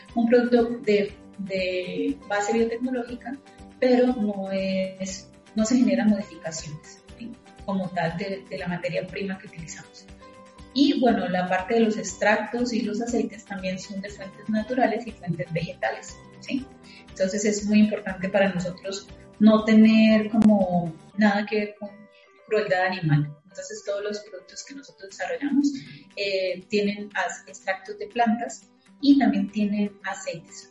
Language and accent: Spanish; Colombia; yo soy colombiana